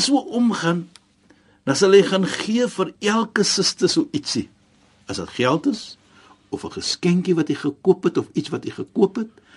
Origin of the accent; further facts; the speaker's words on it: South Africa; ons as Suid-Afrikaners